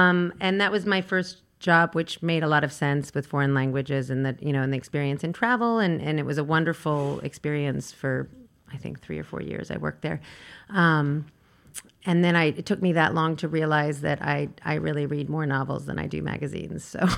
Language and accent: English; Virginia, United States; I'm from Virginia. It's a small college town.